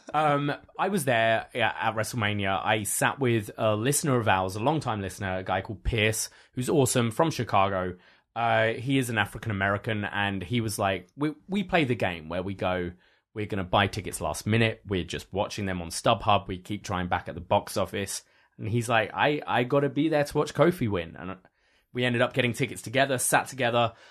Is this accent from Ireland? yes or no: no; United Kingdom; now in Canada; being a Brit living in Canada